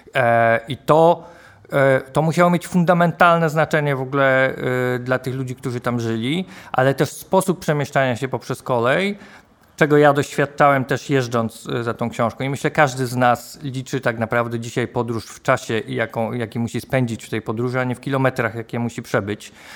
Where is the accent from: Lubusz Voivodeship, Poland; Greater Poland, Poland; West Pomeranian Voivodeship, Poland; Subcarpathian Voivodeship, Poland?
Greater Poland, Poland; Poznań; jestem z Poznania